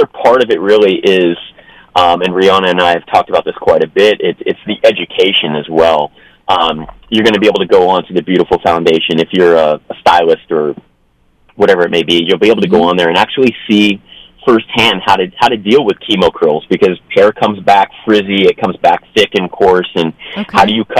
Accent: Ventura, California, United States; I was born and raised in Ventura, California. So just a little bit south of Santa Barbara.

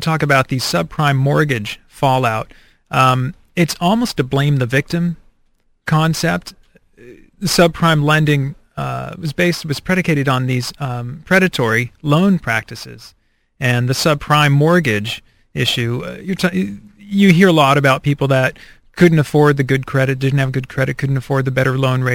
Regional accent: United States; as an American

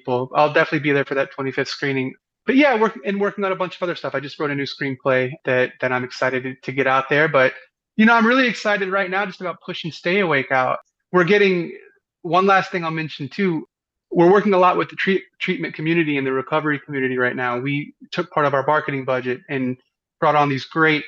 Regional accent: the South, United States; I'm from the South. I'm a Southern filmmaker.

